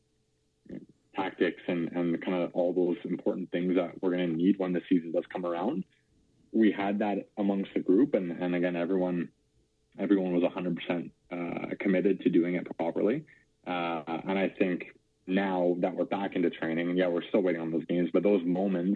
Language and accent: English; Calgary, Alberta, Canada; I'm a Calgary boy